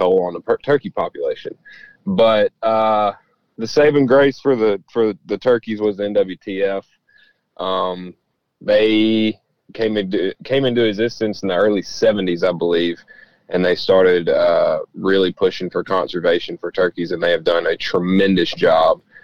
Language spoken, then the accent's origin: English; Tennessee, United States; in Tennessee, in my home state